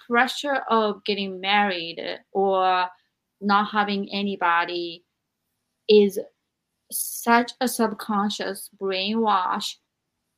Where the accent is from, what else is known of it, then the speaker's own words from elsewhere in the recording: Japan; I am from Japan, where women were taught to be the best wives